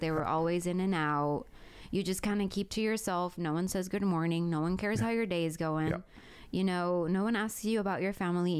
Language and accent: English; California, United States; moved away as an adult; now in Mitchell County, United States; And when I tell my friends that I have back home, you know, California, I don't even consider it home anymore. And I feel like I've become more of a Mitchell-countian.